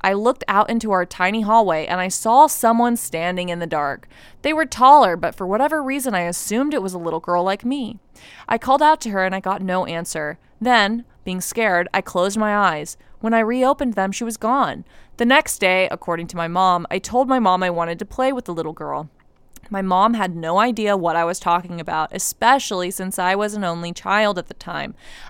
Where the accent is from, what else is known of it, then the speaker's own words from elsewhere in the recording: Ohio, United States; born there; Some more context, I was born in Ohio, which is haunted AF, and I have so many stories from Ohio. Now I live in Florida